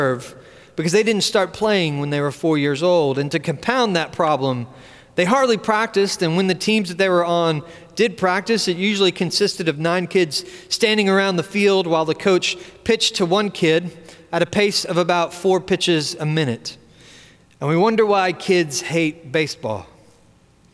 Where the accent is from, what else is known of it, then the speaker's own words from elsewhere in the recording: Washington, District of Columbia, United States; my hometown of Washington, D.C.